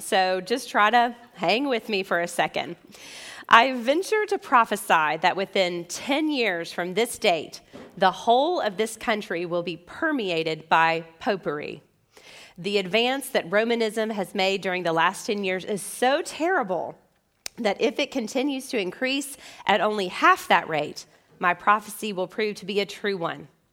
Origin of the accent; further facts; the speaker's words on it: Memphis, Tennessee, United States; as American believers and even Memphians.